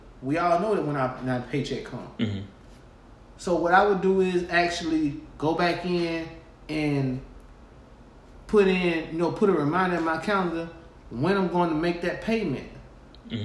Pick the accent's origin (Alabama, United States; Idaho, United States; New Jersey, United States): Alabama, United States; Groveville; moved away; I'm from Groveville, Alabama